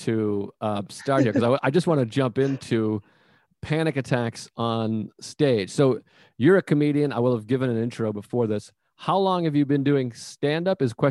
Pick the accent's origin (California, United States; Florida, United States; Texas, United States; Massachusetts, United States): Massachusetts, United States; south of Boston; I'm from Massachusetts.